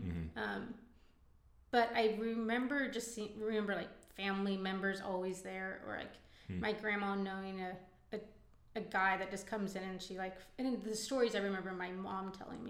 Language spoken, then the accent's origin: English; Fort Worth, Texas, United States; I'm born and raised in Fort Worth, Texas.